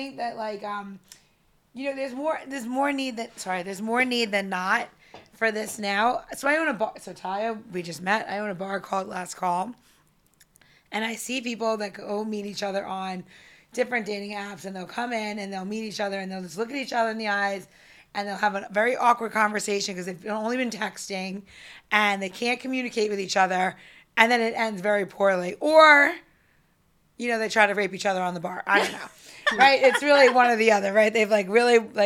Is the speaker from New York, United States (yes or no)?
yes; New York, United States; I'm from New York